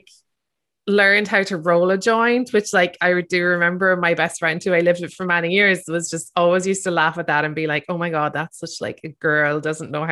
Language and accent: English; Ireland; growing up in Ireland